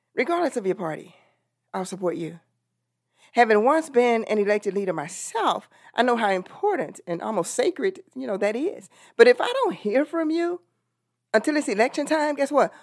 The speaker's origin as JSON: {"language": "English", "region": "Texas", "country": "United States", "said": "I'm from Texas"}